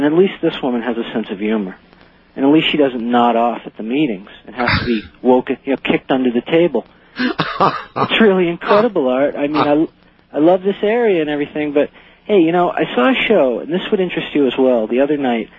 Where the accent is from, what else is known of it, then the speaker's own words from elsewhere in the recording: Mesa, Arizona, United States; Because I am from Mesa